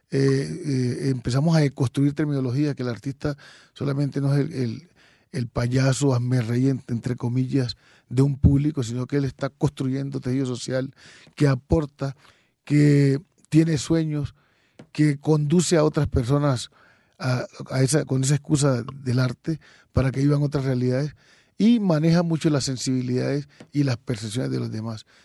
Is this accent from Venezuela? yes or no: no; Quito, Pichincha, Ecuador; born there; Sí, yo nací en Quito, en el barrio El Silencio. Es un barrio que hoy en día se puede considerar un barrio musical